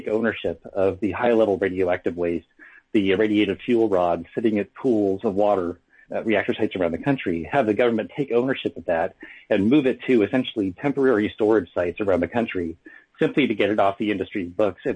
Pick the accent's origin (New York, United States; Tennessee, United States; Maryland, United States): New York, United States; Syracuse; My hometown is Syracuse, New York, which is just downwind from four nuclear reactors on Lake Ontario.